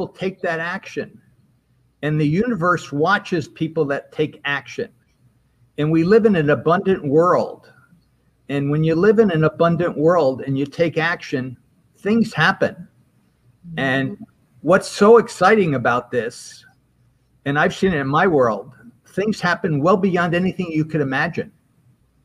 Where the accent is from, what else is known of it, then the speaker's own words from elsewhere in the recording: Albany, New York, United States; moved away as an adult; I was from Albany, but I left to go to school for many, many years